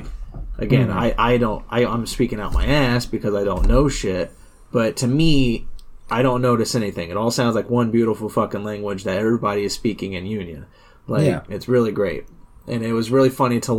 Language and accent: English; United States; as an American